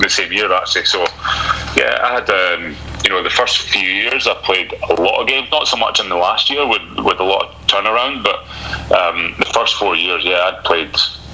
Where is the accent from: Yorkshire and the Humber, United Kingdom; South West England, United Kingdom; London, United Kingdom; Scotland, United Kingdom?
Scotland, United Kingdom; Aberdeen; to play for my hometown club that I support